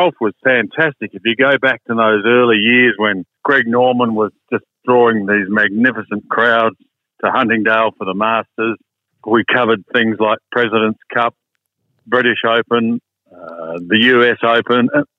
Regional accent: South Australia, Australia; And I came over from South Australia and he asked me to take over hosting World of Sport

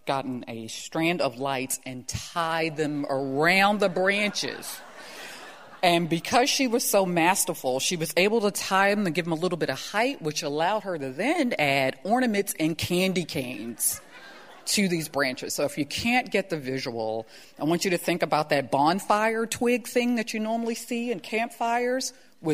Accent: Baltimore, Maryland, United States; I was a freshman in high school at the time, and because I'm from Baltimore, you got to rep your high school. I was at Paul Lawrence Dunbar High School.

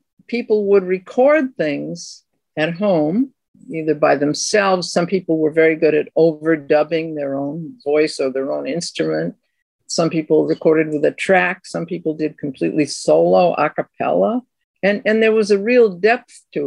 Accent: Boston, Massachusetts, United States; now in Queens, New York, United States; I live in Queens. I come from Boston

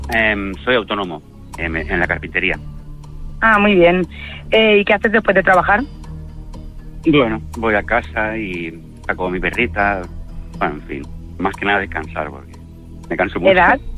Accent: Mataró, Catalonia, Spain; ¿Y de dónde eres? De Mataró.

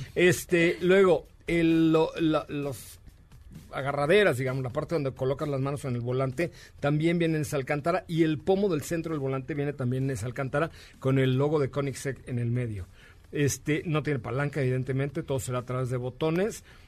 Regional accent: Yucatán, Mexico; soy yucateco.

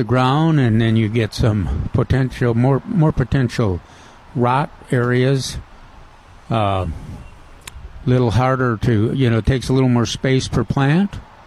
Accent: Minnesota, United States; moved away; I'm from Minnesota

